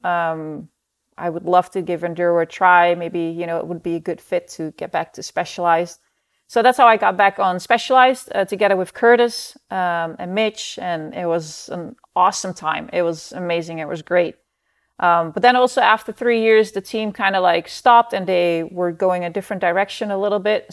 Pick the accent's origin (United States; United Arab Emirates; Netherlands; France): Netherlands; moved away; I grew up in the Netherlands